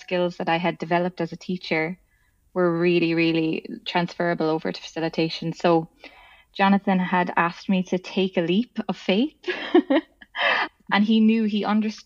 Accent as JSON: {"language": "English", "country": "Ireland", "said": "I'm from Ireland"}